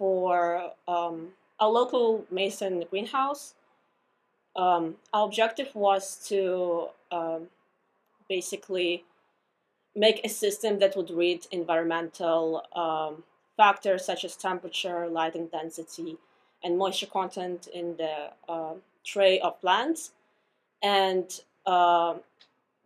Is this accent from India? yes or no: no; Russia; now in United States; So I'm an international student. I'm coming from Russia